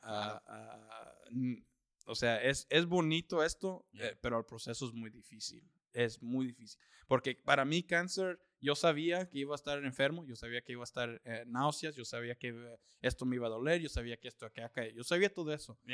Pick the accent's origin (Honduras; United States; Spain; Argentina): United States; Austin, Texas; also born or lived in California; yo soy de Austin, ya tengo 31 años. Ah, he vivido ahí toda mi vida. Realmente, bueno, yo nací en California.